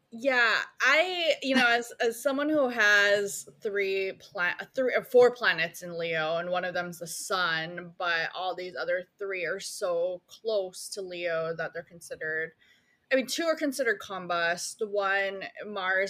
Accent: Philippines; I was born in the Philippines

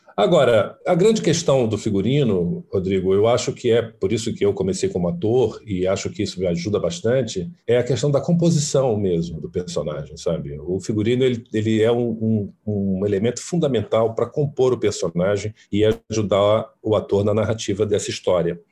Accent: Fortaleza, Ceará, Brazil; moved away; sou do Ceará, sou de Fortaleza

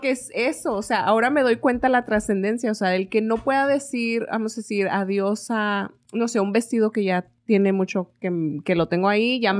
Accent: Mexico; moved away; cuando me fui de México, también era como que, ah, me voy, ya bien contenta, ya nos vemos. Y en aquel entonces no me llevaba con mi mamá

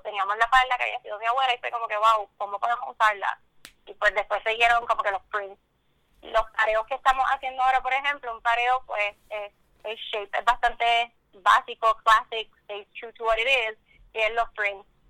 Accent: Puerto Rico; que uno mismo como puertorriqueño lo apoye

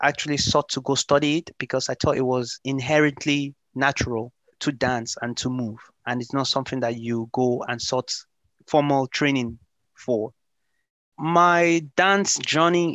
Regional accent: Ireland; also born or lived in Lagos, Nigeria / Limerick, Ireland; I am originally born in the ex-capital city of Nigeria, Lagos, and I grew up in Europe, more specifically in Ireland. I am based in Limerick City

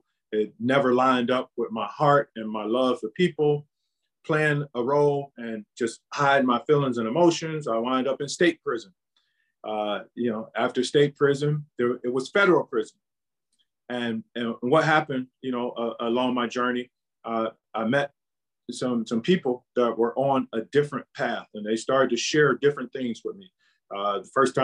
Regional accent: Cleveland, Ohio, United States; born and raised in Cleveland, Ohio.

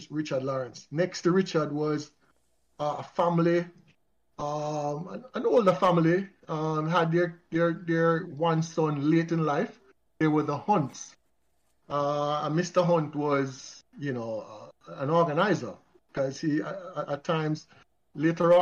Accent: Kingston, Jamaica; At age six, I remembered vividly when we moved to Pembroke Hall. We moved from Lindus Road

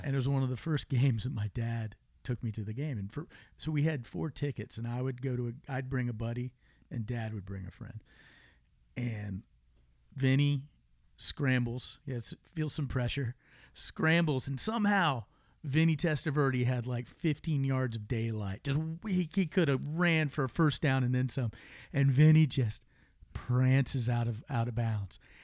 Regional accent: Tampa, Florida, United States; I love growing up in Florida. I grew up in Tampa

